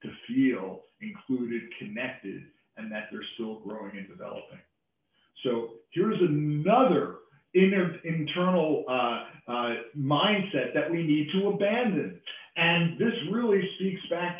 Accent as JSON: {"language": "English", "region": "New York", "country": "United States", "said": "as a New Yorker, I have a tendency to talk fast"}